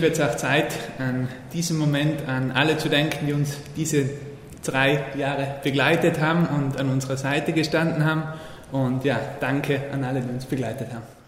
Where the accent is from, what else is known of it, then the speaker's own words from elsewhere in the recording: South Tyrol, Trentino-Alto Adige, Italy; moved away as an adult; also born or lived in Innsbruck; now in Tyrol, Austria; Ich bin äh, geboren und aufgewachsen in Südtirol